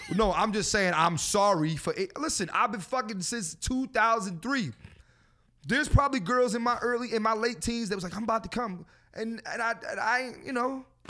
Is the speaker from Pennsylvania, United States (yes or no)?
yes; Philadelphia, Pennsylvania, United States; I'm from Philadelphia